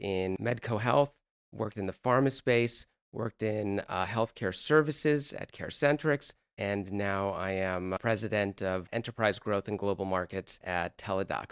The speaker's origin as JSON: {"language": "English", "town": "Los Angeles", "region": "California", "country": "United States", "tie": "born or raised there", "also_born_or_lived": "East Coast", "moved": "as an adult", "said": "I grew up in Los Angeles"}